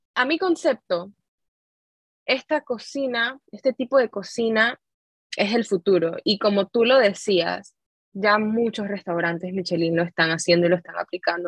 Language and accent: Spanish; Panama; nosotros como panameños